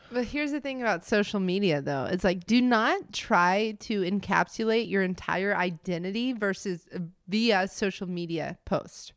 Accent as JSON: {"language": "English", "town": "Montgomery", "region": "Alabama", "country": "United States", "tie": "born or raised there", "also_born_or_lived": "Florida / Birmingham, Alabama / Denver / White Plains, New York", "moved": "as an adult", "lives_now": "Greenville, United States", "said": "I was born in Montgomery, Alabama"}